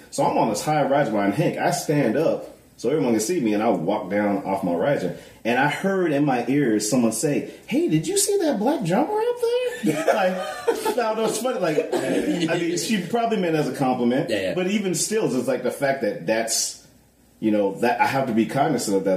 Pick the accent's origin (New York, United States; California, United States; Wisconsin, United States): California, United States; moved away; I grew up in California